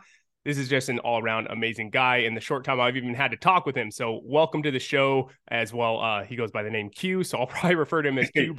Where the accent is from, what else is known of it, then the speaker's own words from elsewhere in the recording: Los Angeles, California, United States; even when I wasn't living in LA and they're like, where are you from? It's like